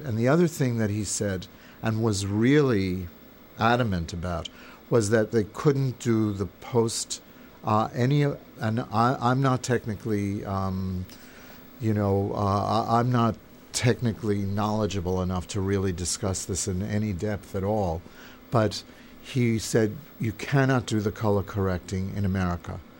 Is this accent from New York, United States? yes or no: yes; New York, United States; I grew up in New York. I'm from New York